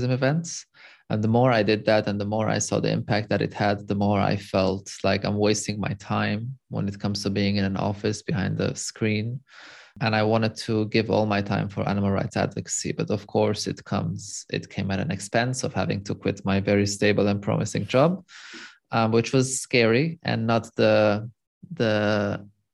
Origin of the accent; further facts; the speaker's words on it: Lebanon; moved away as an adult; also born or lived in Europe; So I'm born and raised in Lebanon, in the Middle East. I moved to Europe just to flee Lebanon